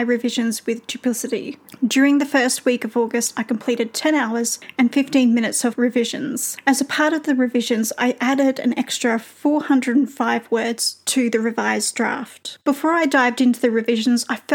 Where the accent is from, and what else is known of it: Australia; accent: Australian